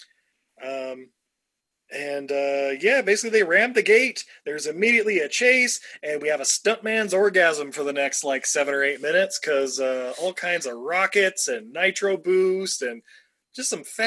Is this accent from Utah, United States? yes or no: yes; Utah, United States; I grew up in Utah, so Monster Jam was kind of my jam